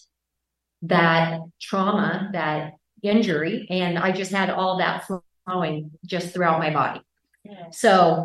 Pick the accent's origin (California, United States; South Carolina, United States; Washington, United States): Washington, United States; Bellingham; I'm from Bellingham, Washington